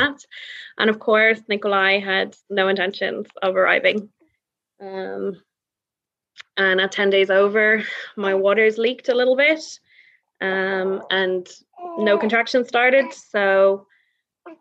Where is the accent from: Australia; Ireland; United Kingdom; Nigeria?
Ireland; Dublin, Leinster; now in Norway; I'm from Dublin, but I live in Norway with my Norwegian husband, Patrick